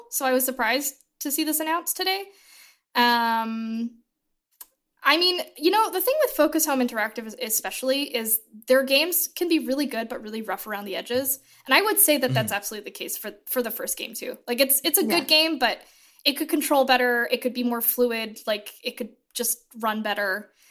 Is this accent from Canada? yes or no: yes; Canada; I'm still Canadian.